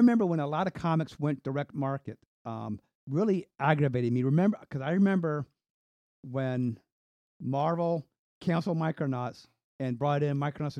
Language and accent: English; Virginia, United States; also born or lived in North Carolina; So I was born in North Carolina. We moved up here to Virginia.